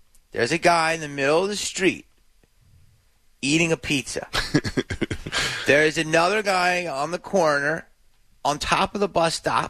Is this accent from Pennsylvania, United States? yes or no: yes; Philadelphia, Pennsylvania, United States; now in Los Angeles, United States; I grew up in Philly